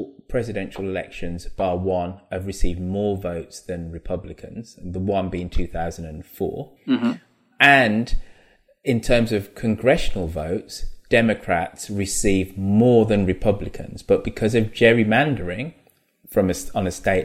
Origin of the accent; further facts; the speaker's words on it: United Kingdom; As a Brit and as a black British person